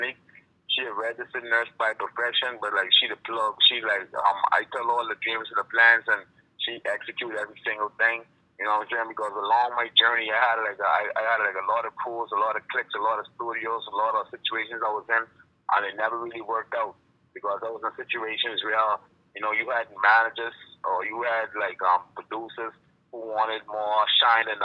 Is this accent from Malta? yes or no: no; Bahamas; growing up back in the Bahamas